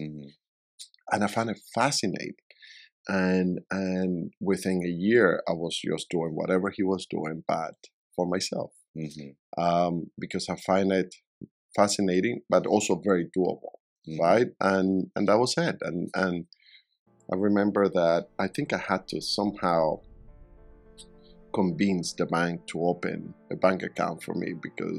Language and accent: English; Puerto La Cruz, Anzoátegui, Venezuela; moved away as an adult; also born or lived in Caracas, Venezuela; now in Miami, United States; Caracas, and then I grew up in another city called Puerto La Cruz, which is by the coast.